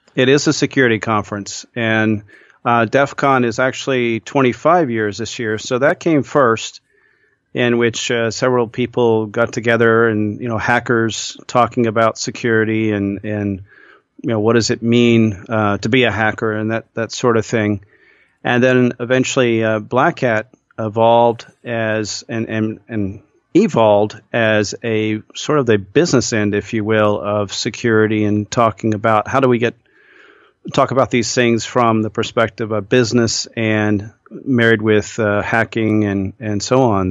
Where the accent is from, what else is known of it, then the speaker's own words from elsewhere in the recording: Midwest, United States; I grew up in the Midwest